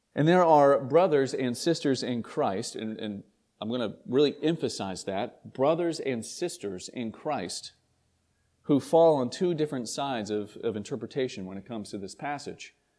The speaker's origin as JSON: {"language": "English", "region": "East Tennessee", "country": "United States", "tie": "born or raised there", "moved": "yes", "lives_now": "St. Albans, Vermont, United States", "said": "I grew up in Tennessee, in, in East Tennessee"}